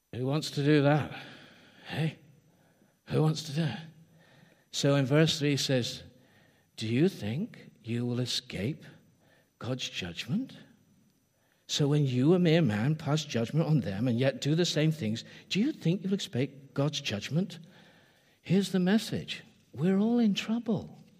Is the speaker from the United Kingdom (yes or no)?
yes; England, United Kingdom; I am English